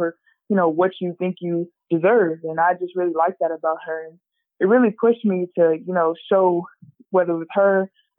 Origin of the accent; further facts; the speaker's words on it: Rock Island, Illinois, United States; now in South Carolina, United States; I am from Rock Island, Illinois